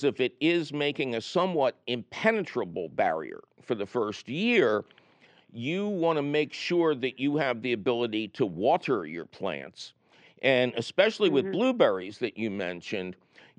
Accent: Philadelphia, Pennsylvania, United States; When I was growing up in Philadelphia

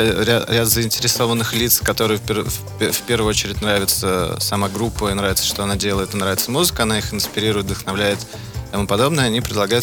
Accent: Moscow, Russia; now in Los Angeles, United States; мы из Москвы

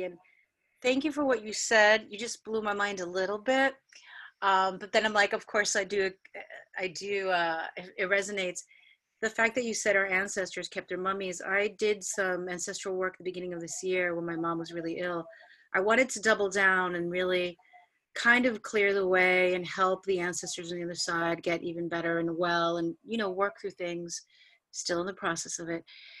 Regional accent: Buenos Aires, Argentina; also born or lived in Peru; so I was born in Peru too, but I only stayed there a couple of months, and then we went back to Buenos Aires and Argentina.

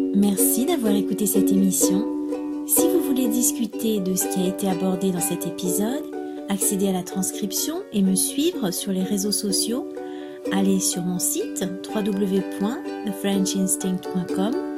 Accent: France

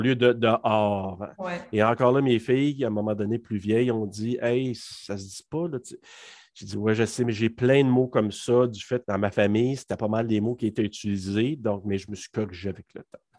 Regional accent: Maniwaki, Quebec, Canada; moved away as an adult; also born or lived in Hull, Quebec; je suis originaire de la région de Maniwaki. Donc, j'ai fait mes études là-bas jusqu'au secondaire 5

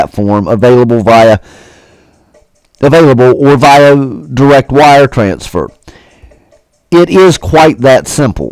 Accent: West Virginia, United States; the great state of West Virginia. And guys, I get to enjoy seeing my home state.

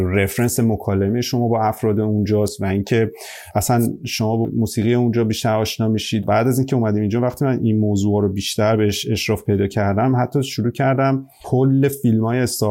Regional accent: Iran; now in Australia

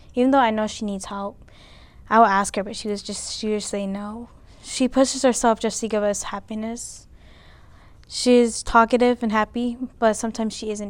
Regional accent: California, United States; now in Alaska, United States; I was born in California. I lived there my whole life

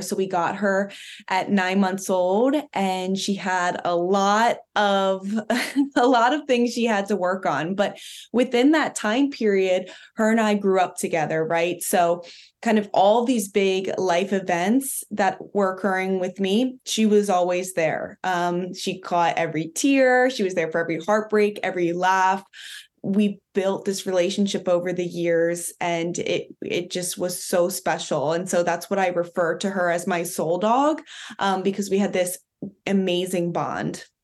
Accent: Philadelphia, Pennsylvania, United States; I'm from Philadelphia

